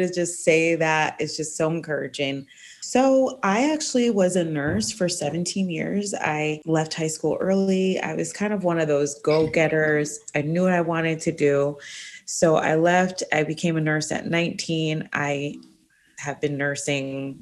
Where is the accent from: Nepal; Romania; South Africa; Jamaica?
Jamaica; moved away; I was born in Jamaica